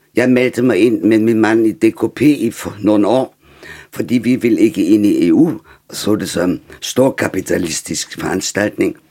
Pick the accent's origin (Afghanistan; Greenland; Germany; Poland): Germany; Danish is a second language; now in Denmark; som tysker